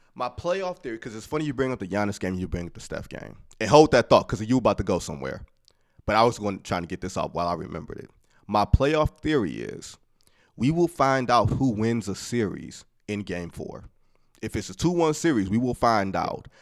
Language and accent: English; Detroit, Michigan, United States; I'm from Detroit